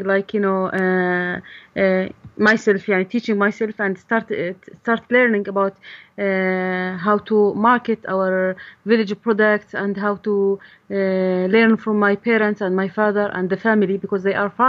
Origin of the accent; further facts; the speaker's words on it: Bayuda, Balqa Governorate, Jordan; I'm from a small little village with 600 families called Bayuda in the middle of Jordan, in the heart of Jordan.